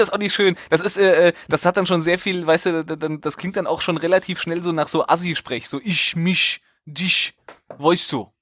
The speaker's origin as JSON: {"language": "German", "region": "Central Hesse", "country": "Germany", "said": "ich komme ja aus Mittelhessen und nicht aus dem, aus dem Frankfurter Raum"}